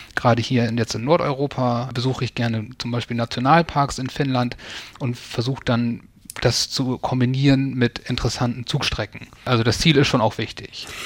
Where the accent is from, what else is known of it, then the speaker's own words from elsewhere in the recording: near East Frisia, rural Lower Saxony, Germany; es öffentlichen Verkehr kurz vor Ostfriesland, wo ich aufgewachsen bin, wenig gab.